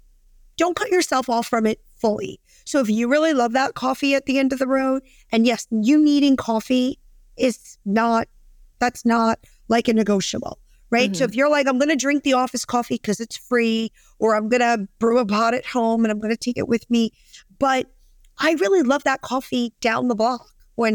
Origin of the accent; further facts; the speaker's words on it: Brooklyn, New York, United States; I'm a girl from Brooklyn